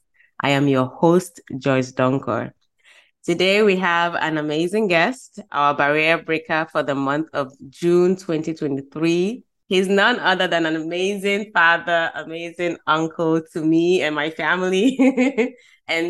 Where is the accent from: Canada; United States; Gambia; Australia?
Gambia; moved away; also born or lived in Ghana; I am from Ghana, grew up in the Gambia